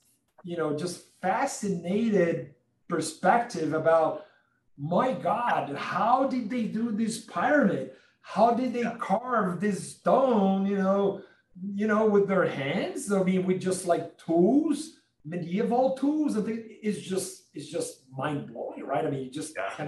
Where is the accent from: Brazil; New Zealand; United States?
Brazil; I'm from Brazil.